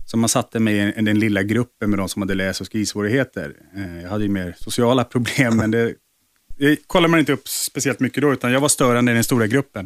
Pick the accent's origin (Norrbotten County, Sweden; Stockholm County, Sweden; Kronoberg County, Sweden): Stockholm County, Sweden; Nacka; uppe i Nacka där jag växte upp